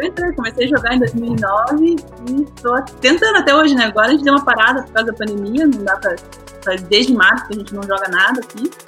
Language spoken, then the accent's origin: Portuguese; Brazil; moved away as an adult; also born or lived in Munich, Germany / Curitiba; now in Germany; Eu voltei para o Brasil, fui para o Brasil, é, cresci no Brasil e daí depois voltei para a Alemanha.